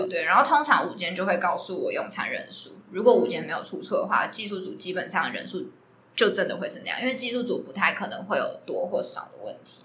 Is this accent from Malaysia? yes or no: no; Tainan, Taiwan; 我是台南人